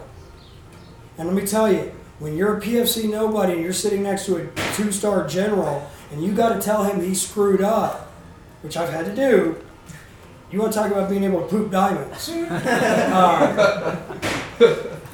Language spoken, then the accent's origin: English; Texas, United States; I'm from Texas